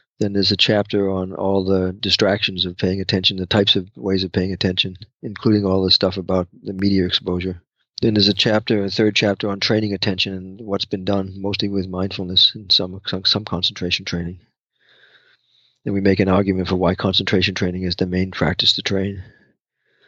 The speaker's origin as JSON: {"language": "English", "town": "Gloucester", "region": "Massachusetts", "country": "United States", "tie": "born or raised there", "said": "my hometown of Gloucester"}